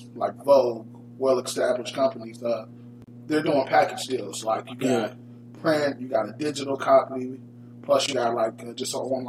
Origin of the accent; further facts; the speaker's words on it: Dayton, Ohio, United States; I'm from Dayton.